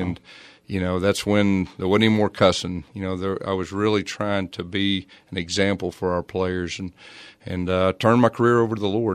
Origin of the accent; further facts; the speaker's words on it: Fort Smith, Arkansas, United States; also born or lived in Irving, Texas / Tulsa, Oklahoma; I was from Fort Smith, Arkansas.